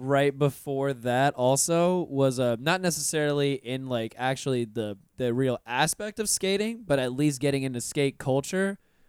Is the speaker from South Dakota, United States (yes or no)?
no; Pensacola, Florida, United States; I just went back to Pensacola this past year for the first time in 6 years. And when I left, my accent was not as pronounced as it is now. Like I speak pretty clearly now. When I left Pensacola originally, it was bad.